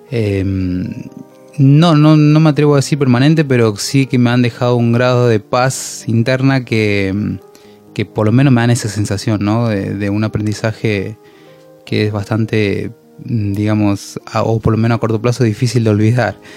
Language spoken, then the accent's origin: Spanish; Mendoza, Argentina